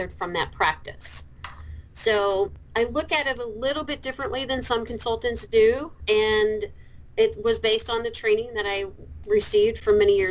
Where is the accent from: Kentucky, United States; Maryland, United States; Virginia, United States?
Kentucky, United States; accent: Kentucky; got a background in business in the University of Louisville in Kentucky. You'll hear my accent come out every once in a while.